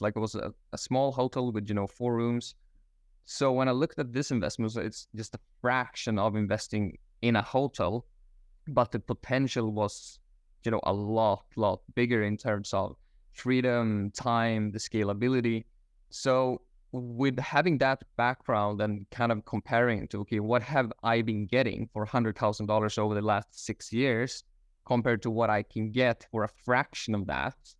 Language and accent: English; Stockholm, Stockholm County, Sweden; moved away as an adult; also born or lived in Australia; now in Bali, Indonesia; I am originally from Stockholm, Sweden. Uh, I was living there up until my twenties